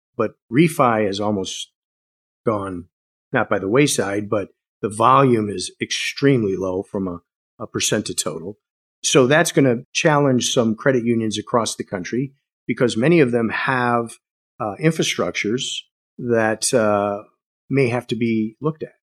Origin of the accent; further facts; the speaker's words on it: Wisconsin, United States; born and raised in Wisconsin